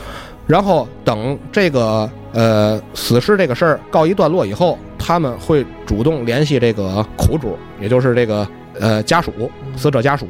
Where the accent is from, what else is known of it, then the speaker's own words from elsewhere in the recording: China; 反正咱是中国人，咱也不往泰国去。